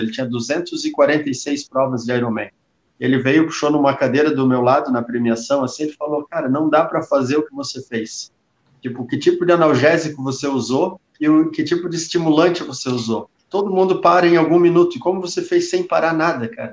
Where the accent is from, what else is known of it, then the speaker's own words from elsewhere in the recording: Brazil; a gente é brasileiro, né? A gente é só brasileiro